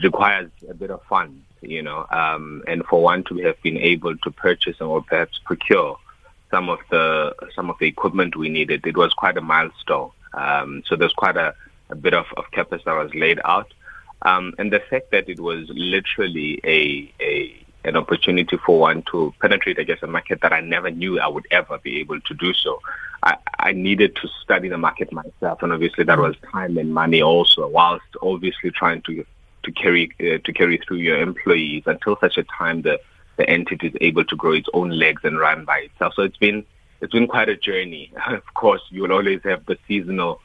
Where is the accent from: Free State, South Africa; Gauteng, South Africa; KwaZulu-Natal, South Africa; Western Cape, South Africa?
Free State, South Africa; now in Johannesburg, South Africa; I'm somebody that comes from the Free State, born and bred in Brownville, and I've been in Joburg since 2006